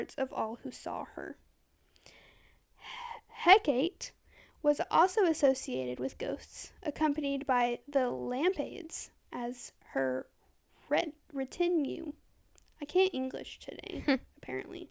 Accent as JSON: {"language": "English", "country": "United States", "said": "I'm American"}